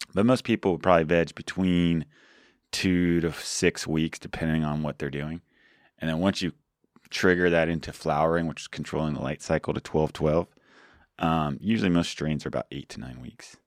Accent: Georgia, United States; now in California, United States; I grew up in Georgia

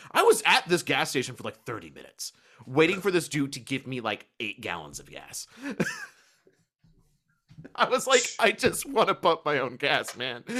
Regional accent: Kentucky, United States; accent: slight country twang; a normal American with a slight country twang, as I am from Kentucky

